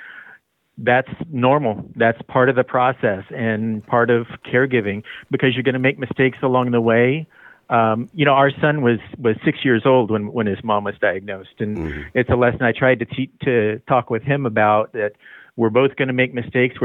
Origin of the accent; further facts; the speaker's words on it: Visalia, California, United States; also born or lived in Bay Area, California / Porterville, California; I grew up in the Visalia area.